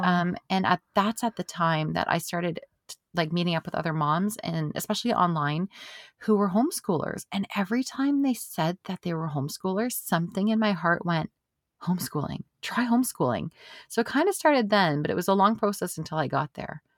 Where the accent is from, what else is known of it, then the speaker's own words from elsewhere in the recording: Canada; as a Canadian